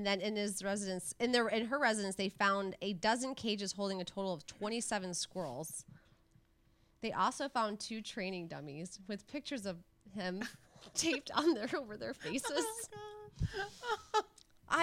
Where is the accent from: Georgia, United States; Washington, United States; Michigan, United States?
Michigan, United States; my home state of Michigan